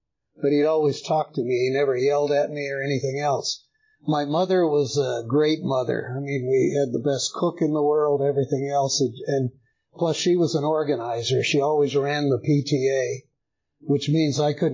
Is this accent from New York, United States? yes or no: no; El Paso, Texas, United States; moved away as an adult; now in Woodstock, United States; I was born in El Paso, Texas in 1942.